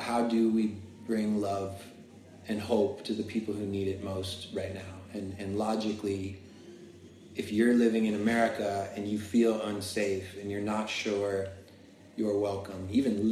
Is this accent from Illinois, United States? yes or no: no; Florida, United States; I grew up in Florida